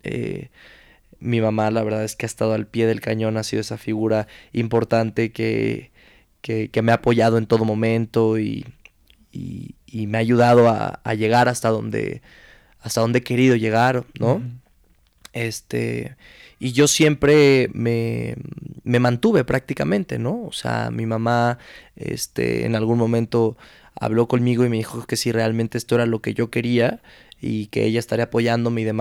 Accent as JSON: {"language": "Spanish", "region": "Mexico City", "country": "Mexico", "tie": "born or raised there", "also_born_or_lived": "Culiacán, Sinaloa"}